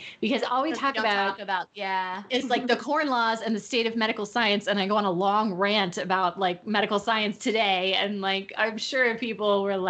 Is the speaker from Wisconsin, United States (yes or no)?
no; Virginia, United States; I am from Virginia.